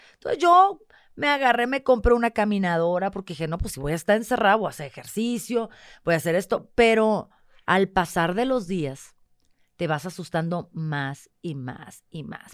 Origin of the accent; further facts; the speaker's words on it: northern Mexico, Mexico; moved away as an adult; soy norteña